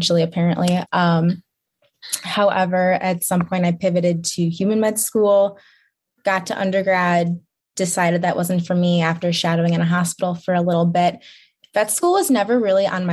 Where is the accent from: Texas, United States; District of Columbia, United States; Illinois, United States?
Illinois, United States; Chicago; moved away as an adult; now in Lansing, United States; I'm from Chicago